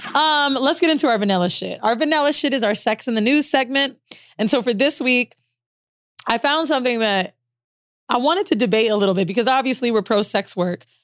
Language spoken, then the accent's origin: English; Florida, United States; moved away; also born or lived in New York / Los Angeles; We're both from Florida